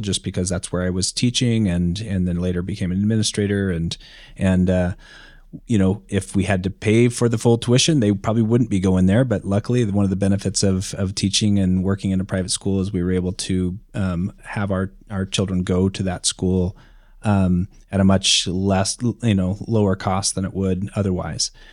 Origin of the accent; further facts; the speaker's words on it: rural Idaho, United States; I grew up in rural Idaho